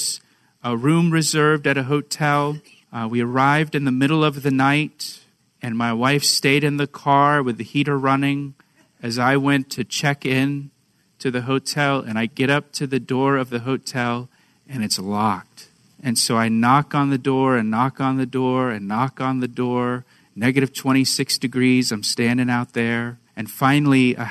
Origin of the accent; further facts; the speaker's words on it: Florida, United States; moved away as an adult; also born or lived in Boston, Massachusetts; I was born in Florida as well